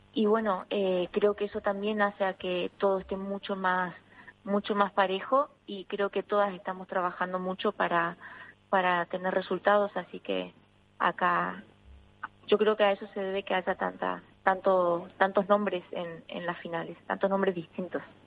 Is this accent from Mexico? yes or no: no; Argentina; now in Madrid, Spain; poder ser un referente en mi país